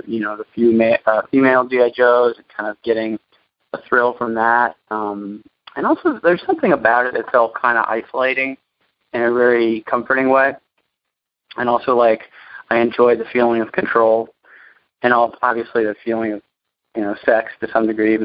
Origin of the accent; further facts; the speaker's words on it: New York City, New York, United States; I'm born and raised in New York City